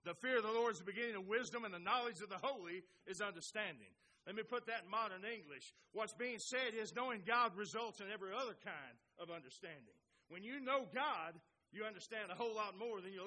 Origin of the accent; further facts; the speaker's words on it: Oklahoma, United States; those of us from Oklahoma